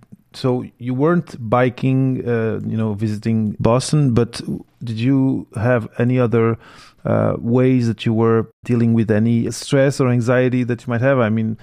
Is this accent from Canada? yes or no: no; Portugal; first language French; English is a second language; also born or lived in Belgium; I was born in Belgium of Portuguese parents. Spoke French first, then we came back to Portugal, learned Portuguese, eventually learned English